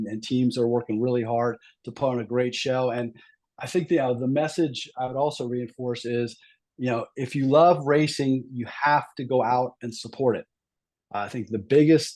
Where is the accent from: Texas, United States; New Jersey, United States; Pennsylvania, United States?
Pennsylvania, United States; Southeastern; I grew up in the Southeastern Pennsylvania area